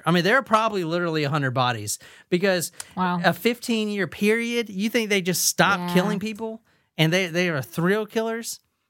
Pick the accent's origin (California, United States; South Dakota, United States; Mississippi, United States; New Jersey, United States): California, United States; Lodi; This happened in and around my hometown of Lodi, California.